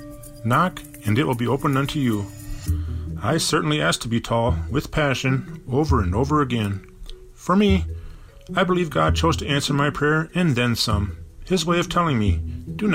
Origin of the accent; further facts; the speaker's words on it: Bloomington, Minnesota, United States; growing up in Bloomington, Minnesota